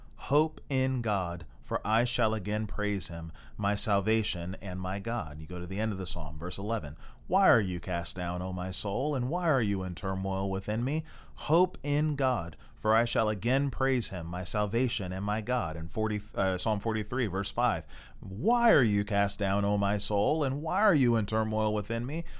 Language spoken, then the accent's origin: English; Maryland, United States; also born or lived in Texas; now in Baltimore, United States; Baltimore, which was you know uh, m- you know my home state in Maryland.